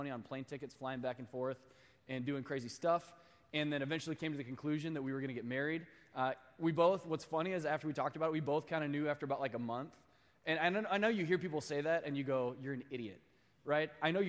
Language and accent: English; Midwest, United States; now in Sacramento, United States; I actually, I came here from the Midwest. I did a crazy year of master's commission here in Sacramento